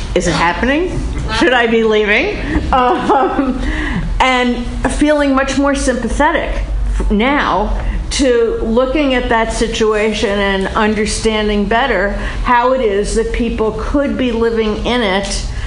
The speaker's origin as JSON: {"language": "English", "region": "New York", "country": "United States", "tie": "born or raised there", "said": "when I was a kid, I grew up in New York in a Jewish family"}